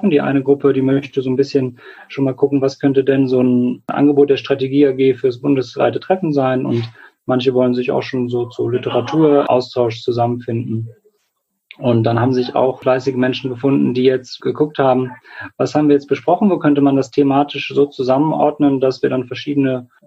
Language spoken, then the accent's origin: German; Göttingen, Lower Saxony, Germany; Ich komme aus Göttingen, bin 29 Jahre alt